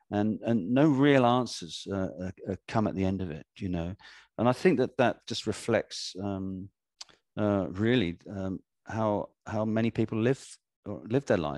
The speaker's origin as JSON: {"language": "English", "country": "Ghana", "tie": "born there", "said": "Yeah, I was born in Ghana, so you know that search already begun before we were born"}